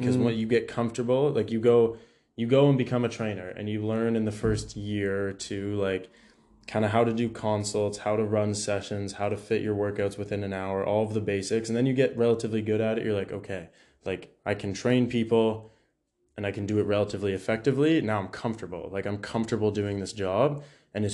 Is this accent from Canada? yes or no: yes; Orillia, Ontario, Canada; now in London, Canada; my back hometown in Orillia